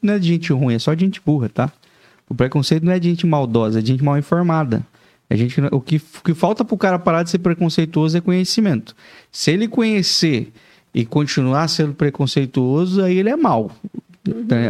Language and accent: Portuguese; interior of Paraná, Brazil; now in Joinville, Brazil; eu sou do interior do Paraná